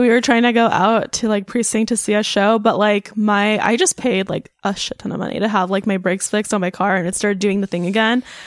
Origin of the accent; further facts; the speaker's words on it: North Bay, California, United States; moved away; where my family's from in the North Bay. I would like to move back up north